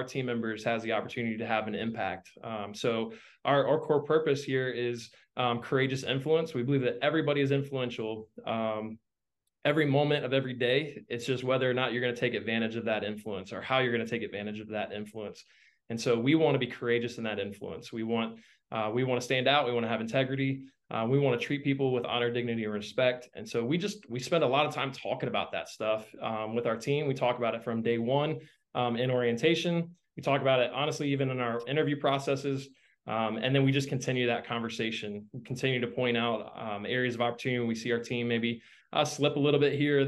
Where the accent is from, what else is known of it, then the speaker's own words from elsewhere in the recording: Central Florida, United States; also born or lived in North Carolina / West Palm Beach, Florida; I grew up originally in Central Florida area. I've lived in Florida most of my life, except for a small stint in North Carolina.